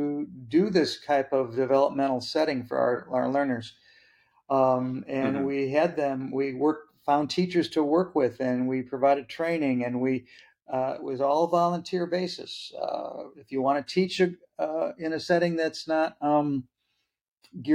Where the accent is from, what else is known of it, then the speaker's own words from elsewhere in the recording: Midwest, United States; moved away as an adult; also born or lived in Vallejo, California; When I made the move to come back to the homeland of the Midwest